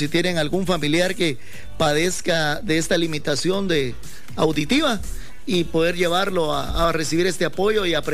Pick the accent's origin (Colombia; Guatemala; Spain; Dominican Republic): Guatemala; Guatemala, aquí, hablamos chapín, español.